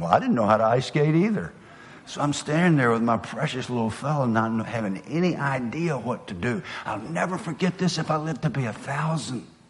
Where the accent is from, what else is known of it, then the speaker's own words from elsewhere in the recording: the South, United States; accent: southern; my southern accent